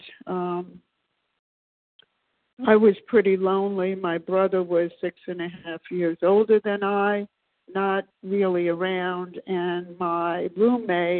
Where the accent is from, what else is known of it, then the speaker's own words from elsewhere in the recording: New York City, New York, United States; now in Maryland, United States; I was born, as I said, in Brooklyn, New York, many, many years ago